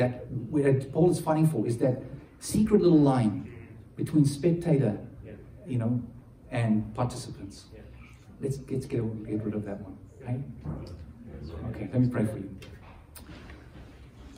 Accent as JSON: {"language": "English", "country": "South Africa", "said": "being South African"}